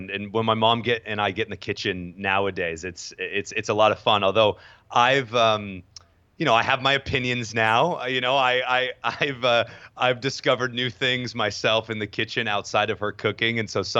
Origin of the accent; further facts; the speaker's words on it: New York, United States; also born or lived in Southern California; I'm from Southern California originally, although spent the majority of sort of my upbringing in New York as well. Both my parents are from New York, so I kind of bounce back and forth between SoCal and in New York.